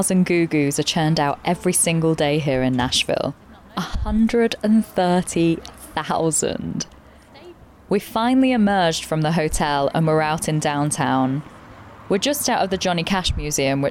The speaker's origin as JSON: {"language": "English", "country": "United Kingdom", "said": "we are British"}